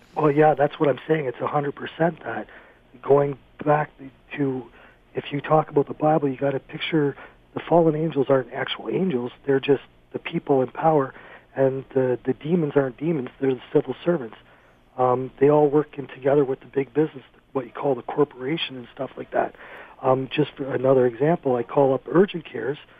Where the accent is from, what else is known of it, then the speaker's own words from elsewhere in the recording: Cambridge, Ontario, Canada; I'm from Cambridge, in the Cambridge Hospital